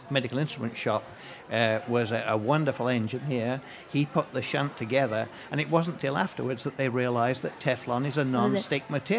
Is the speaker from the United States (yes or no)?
no; England, United Kingdom; I'm from England.